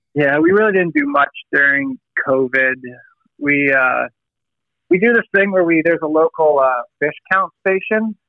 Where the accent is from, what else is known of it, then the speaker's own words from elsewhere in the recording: Massachusetts, United States; now in Dutch Harbor, United States; I grew up in Massachusetts